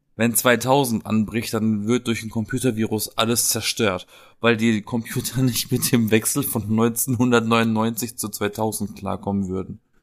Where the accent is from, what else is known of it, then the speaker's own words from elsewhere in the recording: Black Forest, Baden-Württemberg, Germany; accent: Badisch; moved away; aus der Gegend, aus der ich komme, aus dem Schwarzwald